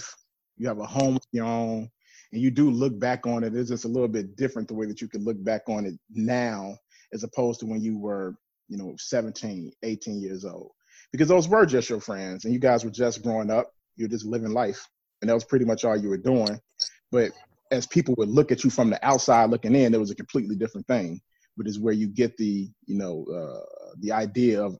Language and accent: English; Chicago, Illinois, United States; I'm from Chicago